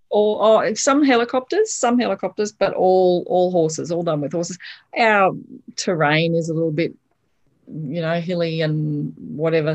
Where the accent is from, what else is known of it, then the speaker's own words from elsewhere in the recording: Brisbane, Queensland, Australia; I grew up in Brisbane and went to the state school up the road